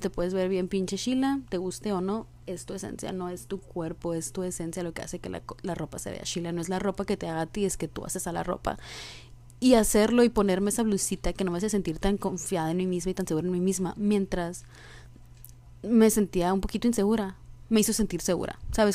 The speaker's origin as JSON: {"language": "Spanish", "region": "Sonora", "country": "Mexico", "said": "soy de Sonora y aquí es un pinche desierto infernal"}